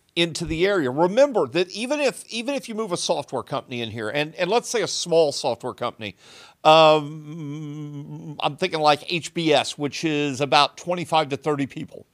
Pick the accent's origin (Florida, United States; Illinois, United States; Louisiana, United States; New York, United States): Illinois, United States; Southern; born or raised there